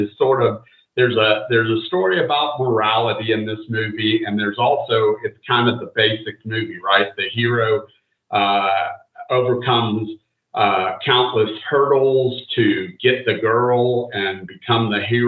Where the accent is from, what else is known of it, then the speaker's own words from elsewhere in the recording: the Bible Belt, United States; I grew up in the Bible Belt